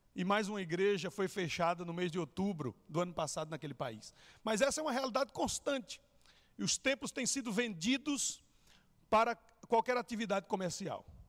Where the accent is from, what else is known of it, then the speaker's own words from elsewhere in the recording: São Caetano do Sul, São Paulo, Brazil; moved away as an adult; also born or lived in Chile; eu sou natural de São Caetano do Sul